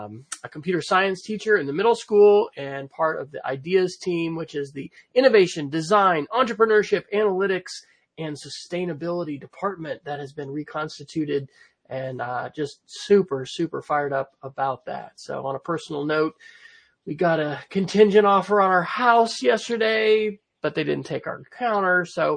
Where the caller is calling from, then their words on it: Oklahoma City, Oklahoma, United States; So I'm joining from Oklahoma City, where I will be a resident for another month, maybe another 5 weeks, something like that.